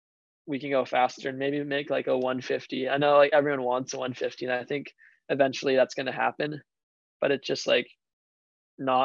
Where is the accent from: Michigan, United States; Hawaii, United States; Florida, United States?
Hawaii, United States; Honolulu; I grew up in Waikiki